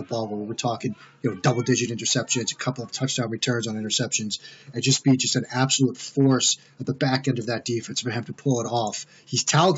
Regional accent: Boston, Massachusetts, United States; a kid that played Division III football growing up in the Boston area

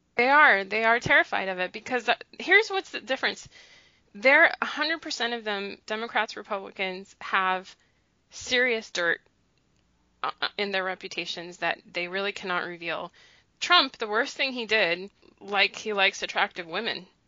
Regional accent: United States; I was born in the United States, okay, but but my family's from another country

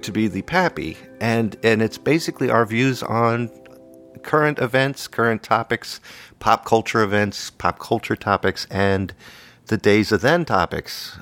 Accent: Arlington, Virginia, United States; now in New England, United States; I grew up in Arlington, Virginia

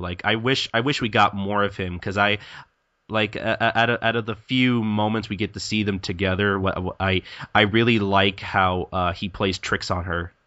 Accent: United States; I'm American and I'm English

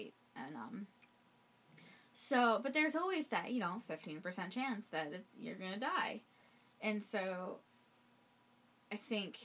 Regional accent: Syracuse, New York, United States; I'm from Syracuse. It was always cold by October

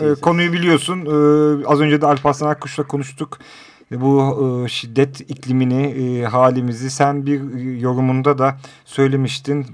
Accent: Rize, Rize Province, Turkey; now in Istanbul, Turkey; ben de Rizeliyim

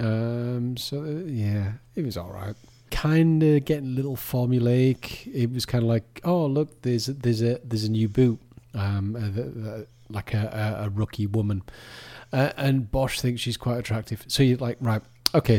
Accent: United Kingdom; with us being British

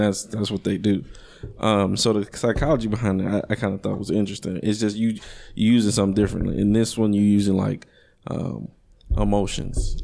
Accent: Chicago, Illinois, United States; growing up in Chicago, it, it's a very, it's a, it's a pimp heavy, pimp heavy culture

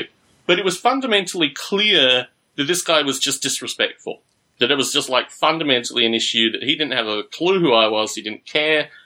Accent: Australia; moved away; I was growing up in Australia

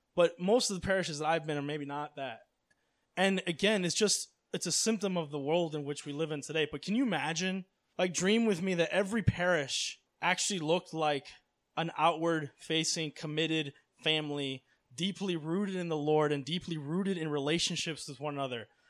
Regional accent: Miami, Florida, United States; I grew up in Miami

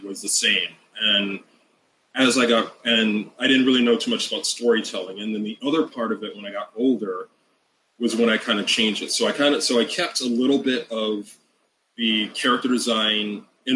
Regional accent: Hawaii, United States; I grew up in Hawaii

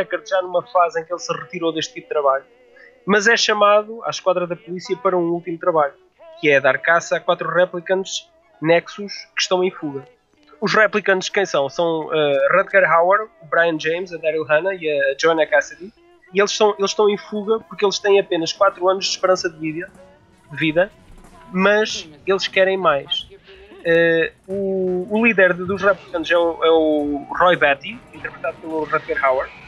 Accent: Figueira da Foz, Centro, Portugal; Eu, eu sou da Figueira da Foz

